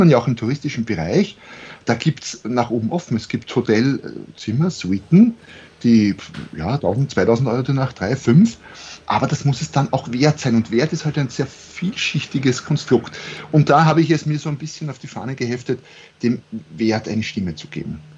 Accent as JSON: {"language": "German", "country": "Austria", "accent": "Austrian"}